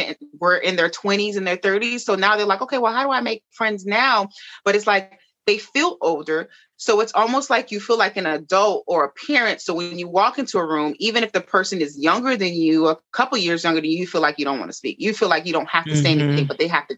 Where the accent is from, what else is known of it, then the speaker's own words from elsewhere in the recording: Miami, Florida, United States; I'm from Miami